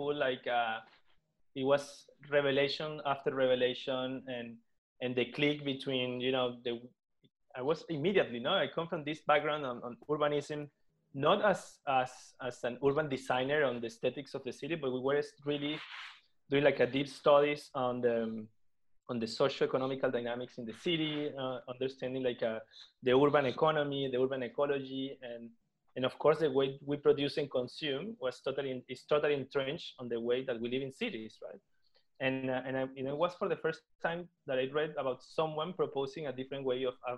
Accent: Venezuela; moved away as an adult; now in Barcelona, Spain; I was born and raised in Venezuela, but I have a mixed background

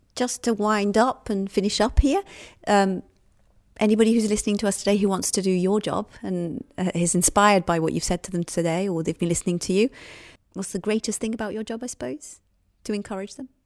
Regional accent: United Kingdom; accent: British; I'm British, as you can hear by the accent.

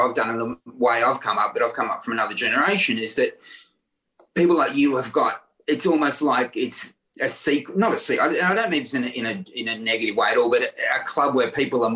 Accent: Victoria, Australia; when I was 12, you know, I was growing up in Victoria

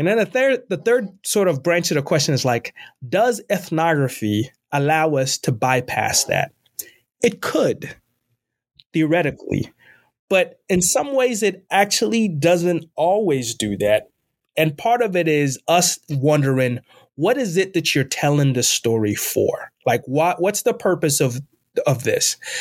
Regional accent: Ghana; also born or lived in Northeast United States / Midwest United States; now in United States; I was born and raised in Ghana, West Africa. I'm an immigrant in this country, uh, and I've lived most of my time in the U S in the Northeast and in the Midwest

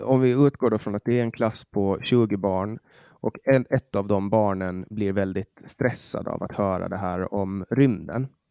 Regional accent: Åland Islands; moved away; Jag var hemma på Åland

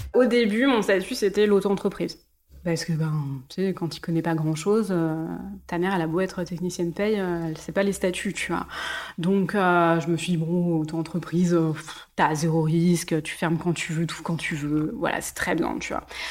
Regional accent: Mulhouse, Grand Est, France; moved away; also born or lived in southern France; J'ai grandi en Alsace, dans le du cul de l'Alsace à Mulhouse, à la frontière allemande.

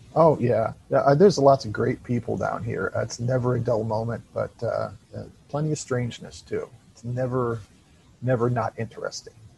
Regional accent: Illinois, United States; moved away as an adult; now in Florida, United States; I'm originally from Illinois, but I now live in Florida

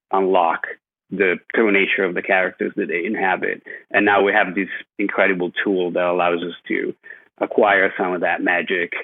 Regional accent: Italy; moved away as an adult; also born or lived in Scotland / California; now in Los Angeles, United States; I grew up in Italy

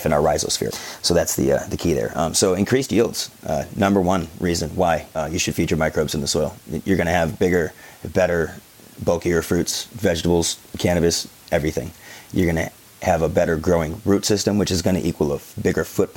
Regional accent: Detroit, Michigan, United States; moved away; I'm originally from Detroit, so I've got and everybody I went to high school with is obviously in the same demographic

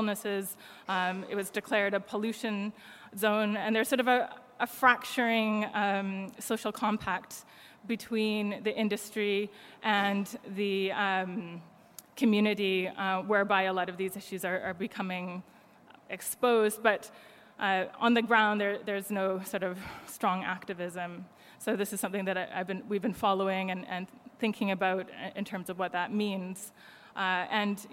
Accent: Canada; now in United Kingdom; I'm Canadian, but live in the UK

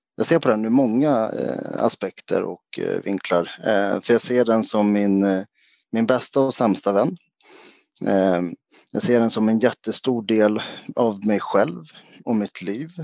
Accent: Sweden; jag är svensk-grek, alltså mamma svensk och pappa grek. Pappa flyttade hem till Grekland och Rhodos när jag var fyra

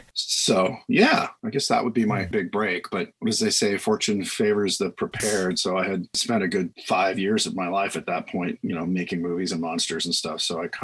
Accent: Van Nuys, California, United States; I grew up in Van Nuys, which was where ILM was back in the original Star Wars days. It was probably about 2 miles or less from my house.

